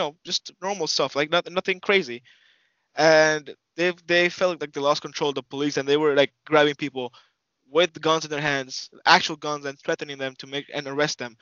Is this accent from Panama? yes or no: yes; Panama; moved away; back home, I'm from Panama